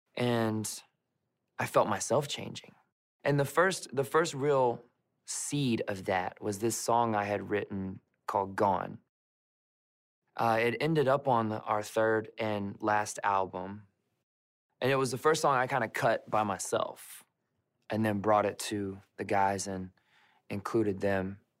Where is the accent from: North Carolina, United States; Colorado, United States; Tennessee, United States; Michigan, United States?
Tennessee, United States; Memphis; Growing up around Memphis, Tennessee was an interesting place